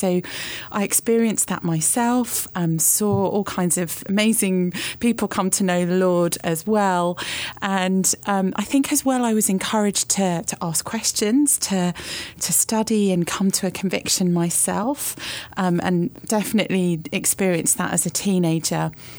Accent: Australia; born there; So I was born in Australia.

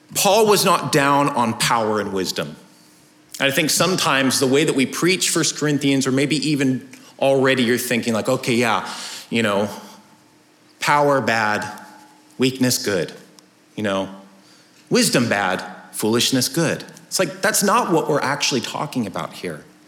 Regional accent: United States; us as American citizens

